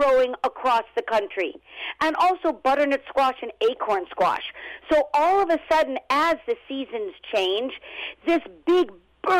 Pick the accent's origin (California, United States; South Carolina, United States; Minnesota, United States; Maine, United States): California, United States; Los Angeles; also born or lived in Brooklyn; now in New York, United States; originally I'm from Los Angeles, born and raised, but I was transplanted to New York